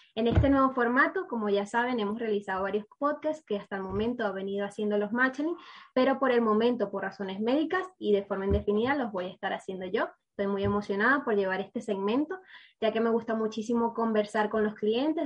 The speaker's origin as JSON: {"language": "Spanish", "country": "Venezuela", "said": "yo soy venezolana"}